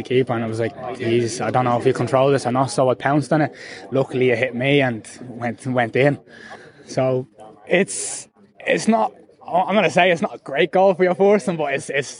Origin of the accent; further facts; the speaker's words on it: Tallaght, Leinster, Ireland; I'm from Talla originally.